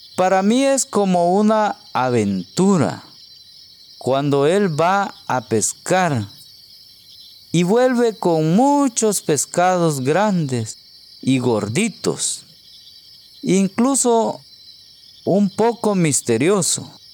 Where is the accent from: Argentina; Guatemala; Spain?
Guatemala; soy de Guatemala un hermoso país centroamericano al sur de México